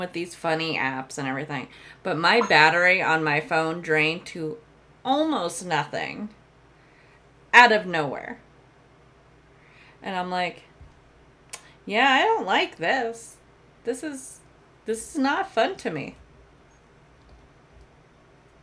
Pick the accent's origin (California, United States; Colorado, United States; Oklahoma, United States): Colorado, United States; I grew up in the mountains. I grew up in Colorado.